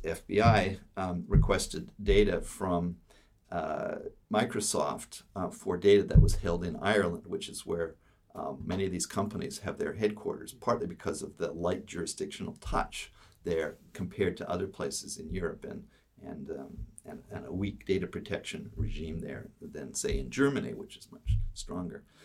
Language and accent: English; Canada; also born or lived in Toronto; I'm from Canada